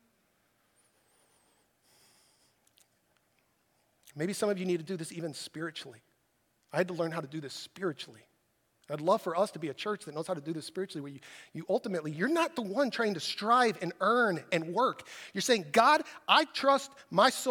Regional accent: United States; I'm an American

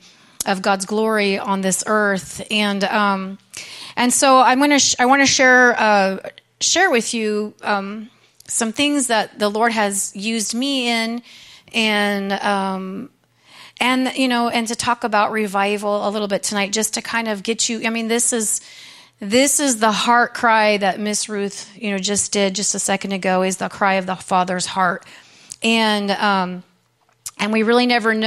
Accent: Lodi, California, United States; now in Stockton, United States; I was born in Lodi, California, and my parents were pastors, and so I've been raised in church

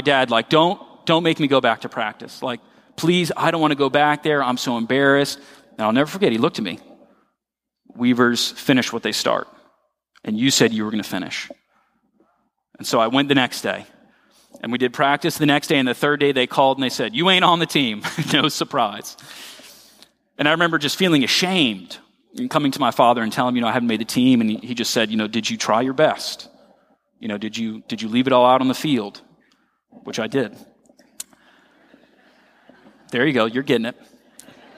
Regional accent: Royal Palm Beach, Florida, United States; moved away as an adult; where I grew up in Royal Palm Beach. I'm a Florida native.

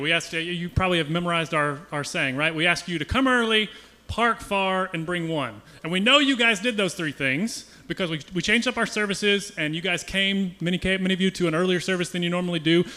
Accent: United States; we as American Christians

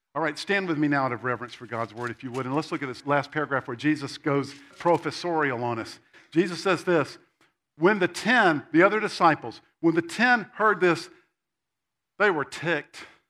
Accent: Spartanburg, South Carolina, United States; I grew up in Spartanburg, South Carolina, which is about this big.

